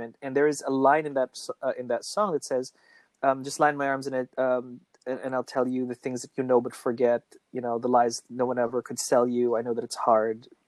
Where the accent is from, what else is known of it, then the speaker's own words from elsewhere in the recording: Philippines; we're Filipino for the most part